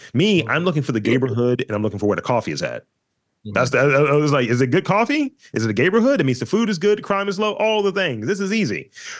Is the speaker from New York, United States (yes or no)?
no; Baltimore, Maryland, United States; I'm from East Baltimore and I have an art background.